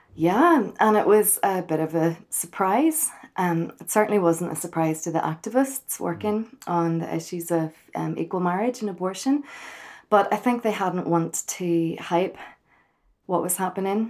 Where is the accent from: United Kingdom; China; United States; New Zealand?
United Kingdom; Belfast, Northern Ireland; from Belfast